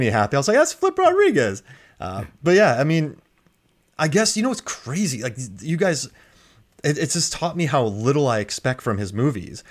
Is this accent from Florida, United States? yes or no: yes; Florida, United States; moved away as an adult; also born or lived in Korea; I was from Florida.